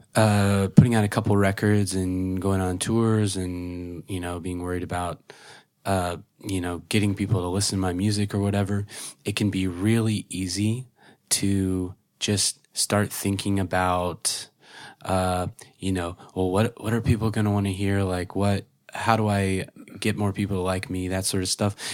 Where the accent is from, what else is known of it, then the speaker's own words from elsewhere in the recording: Oklahoma, United States; growing up in Oklahoma, you know, very conservative place